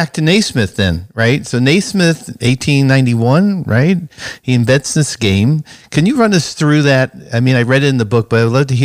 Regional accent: New York City, New York, United States; I grew up in Brooklyn playing street basketball, playing in the driveway, playing in the schoolyard

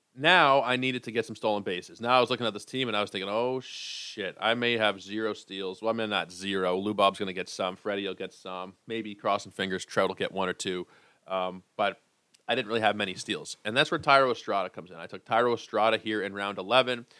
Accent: Canada; being a Canadian guy.

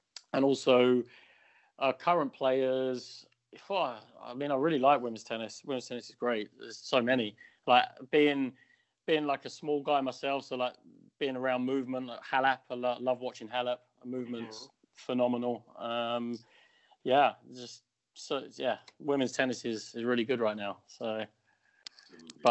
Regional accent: United Kingdom; being British

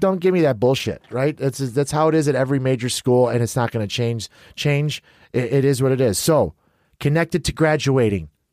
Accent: Chicago, Illinois, United States; I'm from Chicago

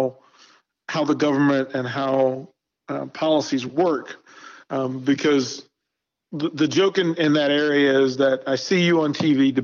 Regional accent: Arlington, Virginia, United States; now in Omaha, United States; I was born just outside of Washington, D.C. in Arlington, Virginia

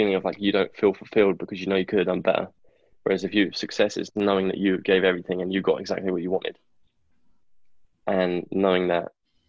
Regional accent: England, United Kingdom; now in United States; I'm English.

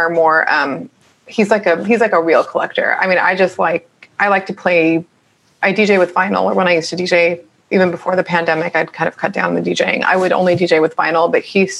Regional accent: Orange County, California, United States; also born or lived in San Fernando Valley, California; I'm from Orange County

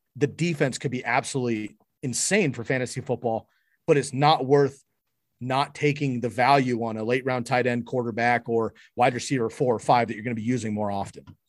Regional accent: San Francisco, California, United States; now in Eugene, United States; I grew up in San Francisco.

